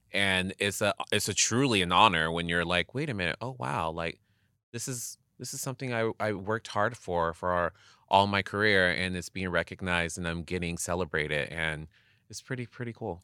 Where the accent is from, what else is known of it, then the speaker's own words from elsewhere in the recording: Inland Empire, California, United States; growing up in the Inland Empire, like, Palm Springs is just twenty down, twenty minutes down the street from me